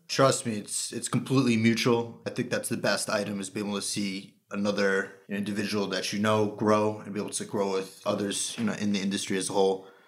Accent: Long Island, New York, United States; relocated back to the greater Long Island area. That's where I'm from, born and raised

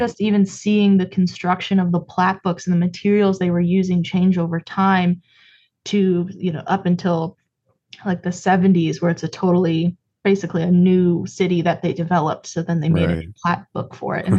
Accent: Cleveland, Ohio, United States; I'm from Cleveland originally

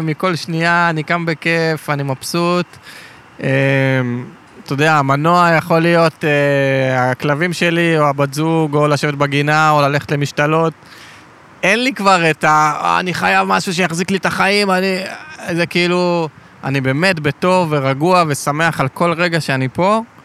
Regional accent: Ashkelon, Southern District, Israel; גדלתי בשכונת עוני בעתיקות באשקלון

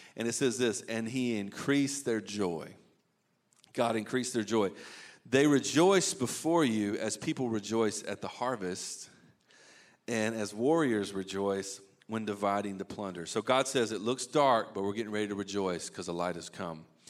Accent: Eastern North Carolina, United States; I grew up in Eastern North Carolina

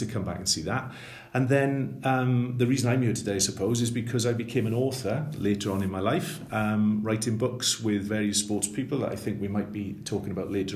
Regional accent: Swansea, Wales, United Kingdom; also born or lived in Three Crosses; I'm a writer from Swansea, born and bred in Swansea

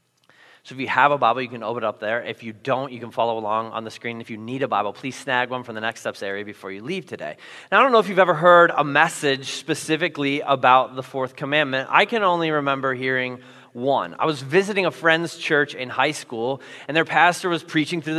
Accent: Iowa, United States; moved away as an adult; also born or lived in Minnesota; I grew up in Iowa, where we know ice is slippery

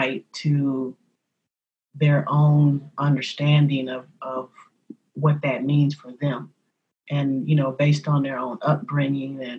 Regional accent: San Francisco, California, United States; born and raised in San Francisco, being a native of San Francisco

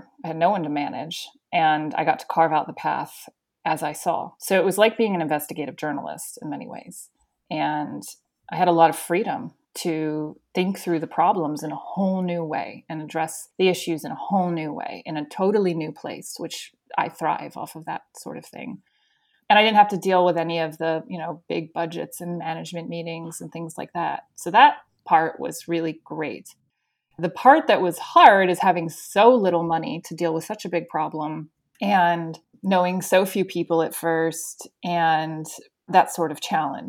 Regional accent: Spain; also born or lived in United States / England; So I grew up in Spain, and then I went to university in Florida. I should say my early years until I was 11 were in Florida. Then I went to Spain. Then I went back to Florida for university. And then I went to England for 10 years.

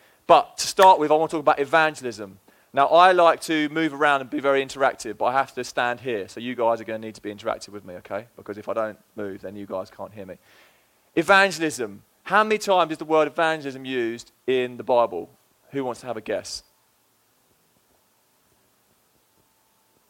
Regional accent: England, United Kingdom; moved away as an adult; now in Fall River, United States; It's been 3 years. I do live here now, and I am from England

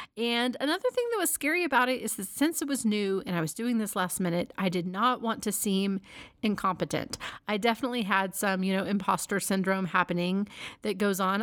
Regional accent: Dallas, Texas, United States; moved away; Dallas is my hometown

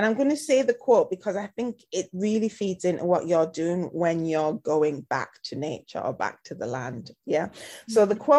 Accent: United Kingdom; I think it also applies to us as British, and you're British Punjabi, you know, I'm British Afro-Caribbean

